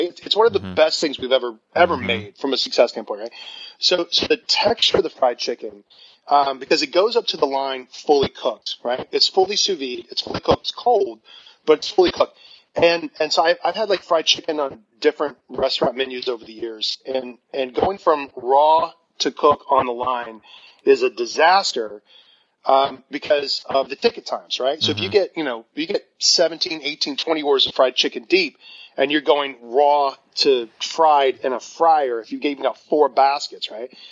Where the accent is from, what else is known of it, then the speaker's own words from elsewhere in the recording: the South, United States; because I grew up in the South, so fried chicken, you know